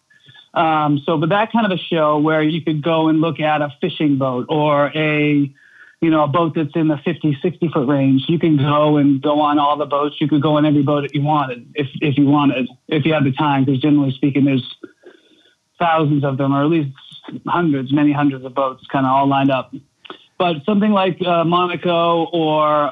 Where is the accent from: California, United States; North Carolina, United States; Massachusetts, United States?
Massachusetts, United States; Norwell; also born or lived in Belmont, Massachusetts; I grew up in Norwell, which is about 45 minutes south on the coast in Massachusetts